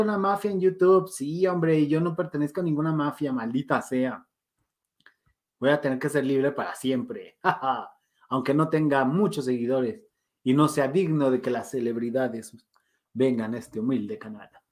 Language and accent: Spanish; Mexico; yo soy mexicano